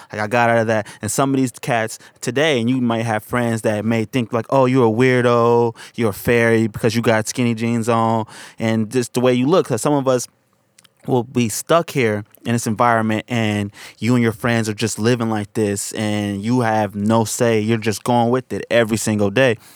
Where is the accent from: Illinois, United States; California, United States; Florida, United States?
California, United States; San Francisco; I'm from Hunters Point, and a lot of people I grew up